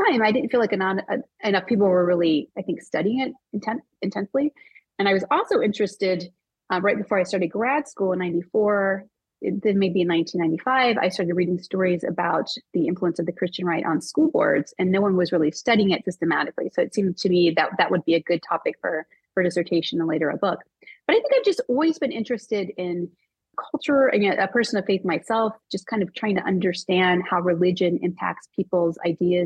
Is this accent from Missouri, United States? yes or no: no; Maryland, United States; I'm from Maryland. Yeah, I grew up in Maryland